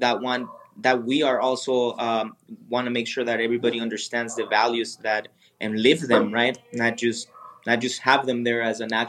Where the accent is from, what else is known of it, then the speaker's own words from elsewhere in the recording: Sonora, Mexico; now in Jalisco, Mexico; I'm originally from Sonora, which is a northern state here from Mexico